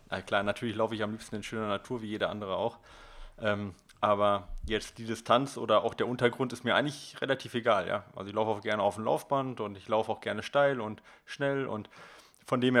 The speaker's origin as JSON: {"language": "German", "town": "Dortmund", "region": "North Rhine-Westphalia", "country": "Germany", "said": "NRW-Leute. Ich, ich sage auch immer nur, ich komme aus Dortmund."}